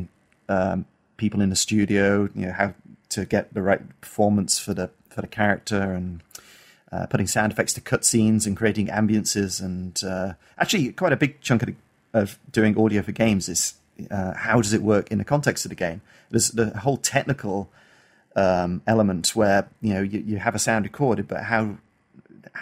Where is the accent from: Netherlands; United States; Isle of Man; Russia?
Isle of Man; I grew up on the Isle of Man, which is a small island between the UK, between England and Ireland.